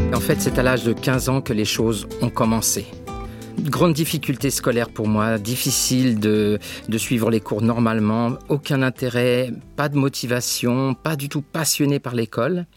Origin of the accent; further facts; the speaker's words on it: Choisy-le-Roi, Île-de-France, France; dans cette ville où je suis né, à Choisy-le-Roi